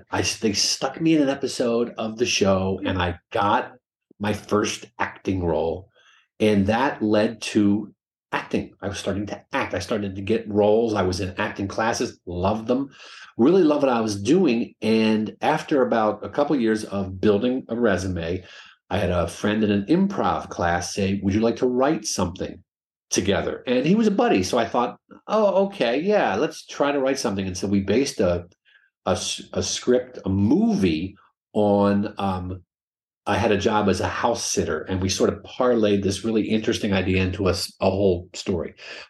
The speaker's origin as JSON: {"language": "English", "town": "Harrisburg", "region": "Pennsylvania", "country": "United States", "tie": "born or raised there", "moved": "yes", "said": "as a kid in Harrisburg, Pennsylvania"}